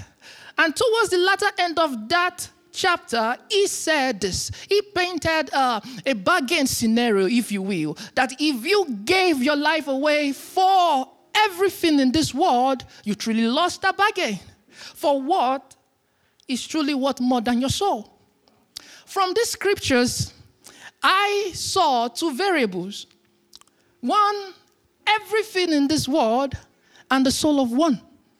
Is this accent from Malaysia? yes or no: no; Nigeria; now in Berlin, Germany; I am from Nigeria.